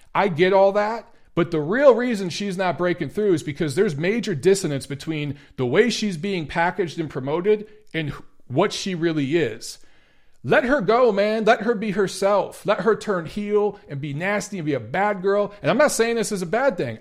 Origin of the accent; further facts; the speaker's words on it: Detroit, Michigan, United States; moved away; Detroit, my hometown